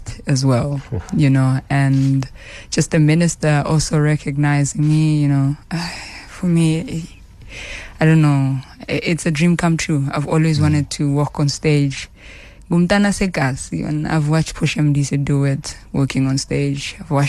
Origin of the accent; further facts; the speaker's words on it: Tembisa, Gauteng, South Africa; also born or lived in Soweto / Winterveld / Bushbuckridge; I was born in Tembisa, but I was raised in different areas.